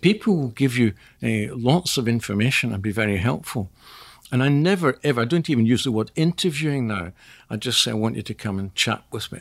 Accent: Scotland, United Kingdom; clearly I'm Scottish

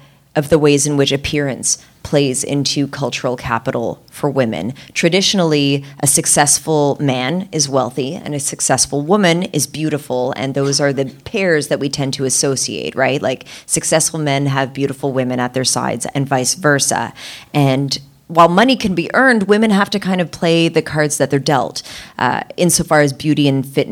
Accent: Canada; I'm Canadian

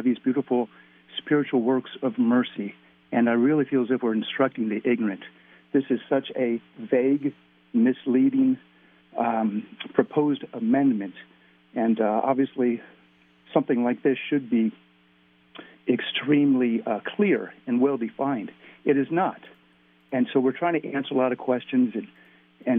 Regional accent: Ohio, United States; I was born and raised in Ohio

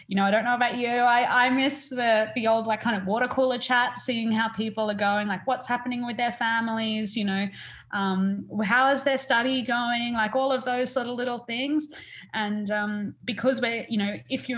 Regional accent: Burringbar, New South Wales, Australia; moved away as an adult; now in Vancouver, Canada; I'm an Australian. I come from just south of the Gold Coast, a little tiny town called Burringbar

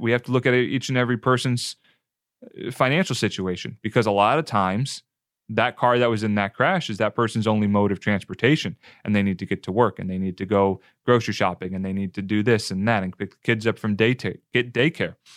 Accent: New Jersey, United States; moved away as an adult; also born or lived in Western North Carolina; now in Tampa, United States; Northeastern kid, New Jersey, South Jersey, about ten minutes outside of Philadelphia

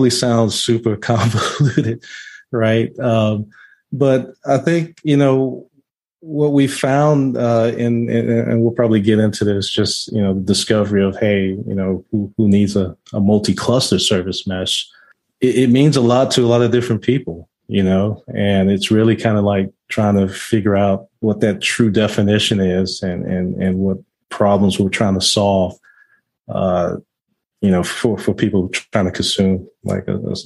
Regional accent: Chicago, Illinois, United States; now in Atlanta, United States; And I live in Atlanta, Georgia. I'm originally from Chicago

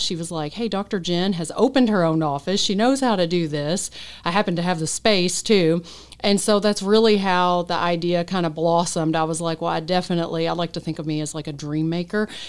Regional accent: Henderson, United States; moved away as an adult; Henderson's my hometown. Grew up here, born and raised.

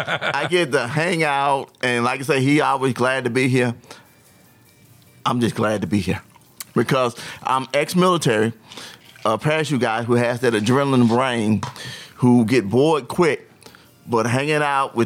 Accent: Utica, Mississippi, United States; moved away as an adult; now in Washington, United States; Mississippi. A little place called Utica, Mississippi, south of Jackson.

